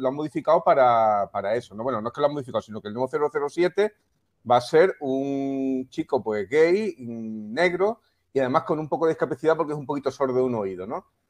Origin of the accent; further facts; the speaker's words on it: Melilla, Spain; yo nací en Melilla, entonces que soy afrodescendiente también